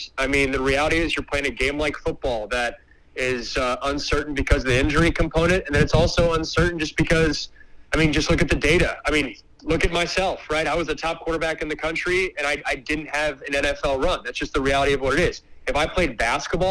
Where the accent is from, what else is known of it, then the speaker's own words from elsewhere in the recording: Seattle, Washington, United States; I didn't grow up in Seattle